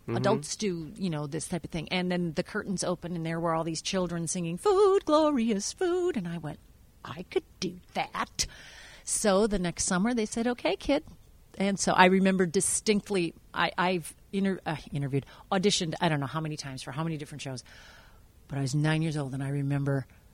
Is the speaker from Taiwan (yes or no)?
yes; Taiwan; born there; even though I was born in Taiwan.